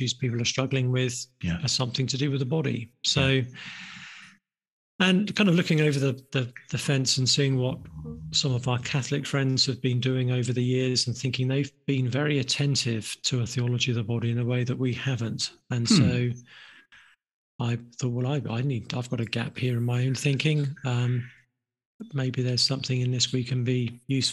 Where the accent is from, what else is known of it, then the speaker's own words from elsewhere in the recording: England, United Kingdom; I'm from England, been a Christian for about 30 years